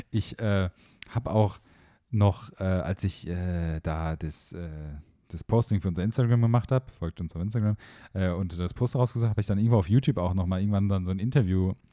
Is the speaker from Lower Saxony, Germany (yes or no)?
no; Heidelberg, Baden-Württemberg, Germany; now in Munich, Germany; Ja, ich bin Heidelberger.